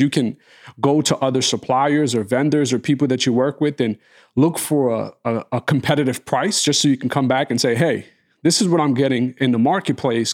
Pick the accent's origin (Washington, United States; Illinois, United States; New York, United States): New York, United States; growing up in New York